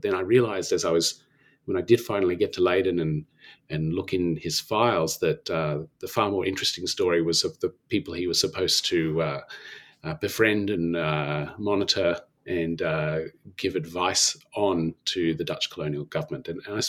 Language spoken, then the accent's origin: English; Canberra, Australian Capital Territory, Australia; I grew up in Canberra, in Australia